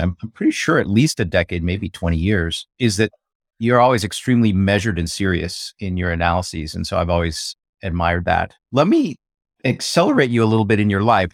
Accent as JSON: {"language": "English", "country": "United States", "said": "being Chinese American"}